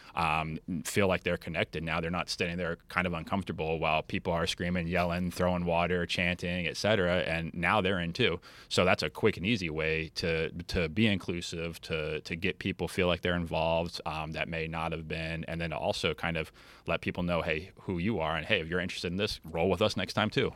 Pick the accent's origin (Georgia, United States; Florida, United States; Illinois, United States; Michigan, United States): Florida, United States; Treasure Coast; we're from the Treasure Coast